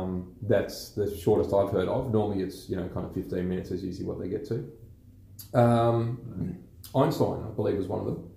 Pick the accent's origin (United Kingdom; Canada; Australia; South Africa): Australia